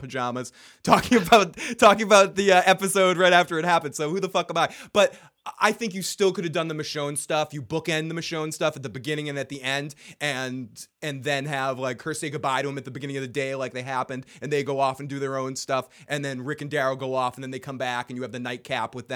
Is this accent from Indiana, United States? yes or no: no; Boston, Massachusetts, United States; I'm from Boston